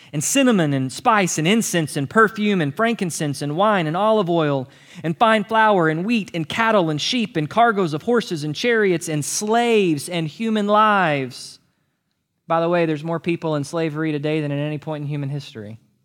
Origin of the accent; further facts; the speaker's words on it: United States; You and I as Americans